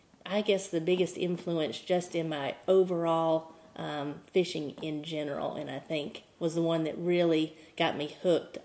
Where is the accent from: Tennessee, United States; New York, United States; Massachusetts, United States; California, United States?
Tennessee, United States; Bristol; also born or lived in Mobile, Alabama; I was brought up in Bristol, in East Tennessee